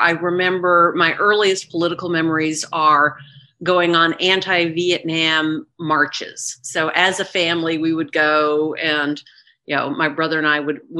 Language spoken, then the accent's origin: English; Atlanta, Georgia, United States; also born or lived in Minnesota; I grew up in Atlanta, Georgia. My dad was a professor at Emory University. My mom was a church organist. I had a younger brother and grew up there in the late 60s